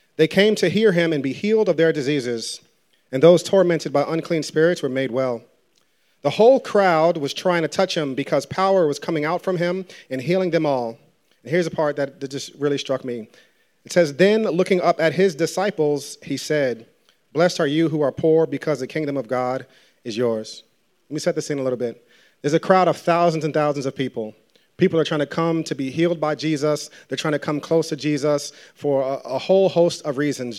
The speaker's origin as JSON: {"language": "English", "town": "New Rochelle", "region": "New York", "country": "United States", "tie": "born or raised there", "said": "I grew up in Westchester in, uh, in New Rochelle. Shout out to everybody from the nine one four"}